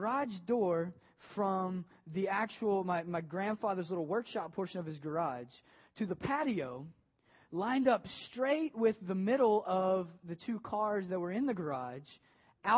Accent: Maysville, Kentucky, United States; now in Ohio, United States; I grew up in Maysville, Kentucky

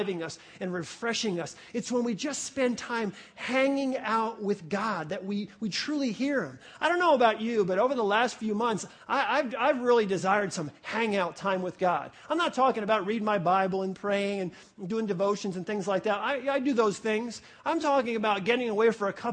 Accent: New York, United States; I grew up in New York

